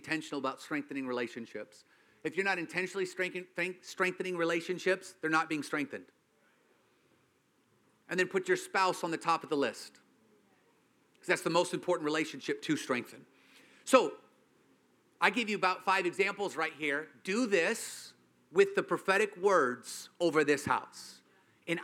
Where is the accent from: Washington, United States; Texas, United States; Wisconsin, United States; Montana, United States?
Washington, United States; I'm from Washington